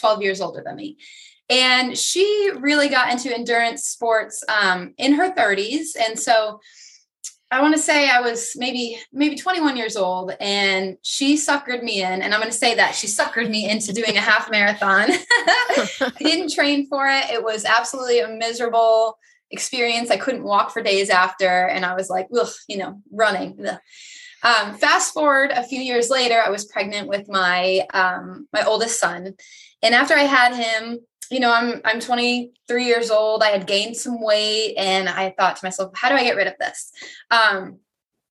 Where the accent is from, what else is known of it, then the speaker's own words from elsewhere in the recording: Vermont, United States; now in Myrtle Beach, United States; I'm originally from Vermont, and I will tell people always that's where I'm from. but I currently live in South Carolina, Myrtle Beach area.